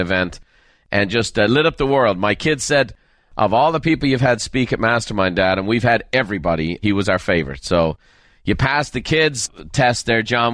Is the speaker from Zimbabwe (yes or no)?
no; Ireland; moved away; I'm from Ireland